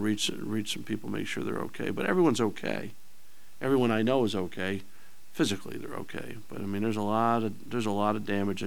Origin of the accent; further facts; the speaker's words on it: New Jersey, United States; moved away as an adult; now in Lawrence, United States; I grew up in New Jersey